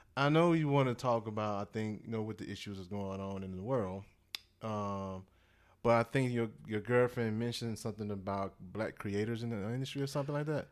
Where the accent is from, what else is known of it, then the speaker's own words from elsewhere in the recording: Mississippi, United States; grew up in Mississippi, man. I'm born in the South. You know, I'm, I'm from Mississippi